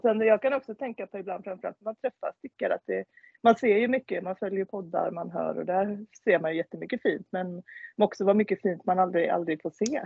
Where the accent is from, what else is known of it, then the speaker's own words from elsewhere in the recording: Svenljunga, Västra Götaland, Sweden; accent: Kinnabo dialect (Kindbomål); now in Ullared, Sweden; Svenljunga och därifrån ja. är jag egentligen också